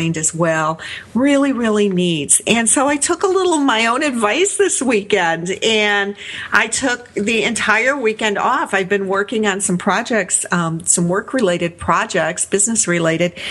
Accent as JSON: {"language": "English", "town": "Chicago", "region": "Illinois", "country": "United States", "tie": "born or raised there", "said": "down into Chicago to where I grew up in Wicker Park"}